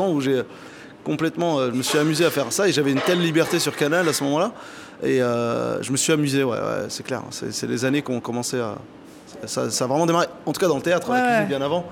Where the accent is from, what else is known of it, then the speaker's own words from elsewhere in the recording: Saint-Germain-en-Laye, Île-de-France, France; also born or lived in Oujda, Morocco; j'ai grandi à Saint-Germain-en-Laye